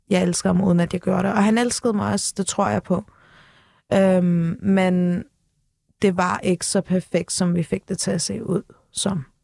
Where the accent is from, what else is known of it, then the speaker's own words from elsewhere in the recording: Turkey; Men igen, jeg er tyrker, jeg er ung.